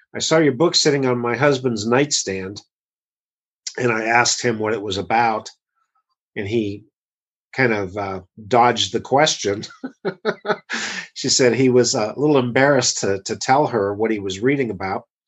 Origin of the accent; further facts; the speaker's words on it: United States; as an American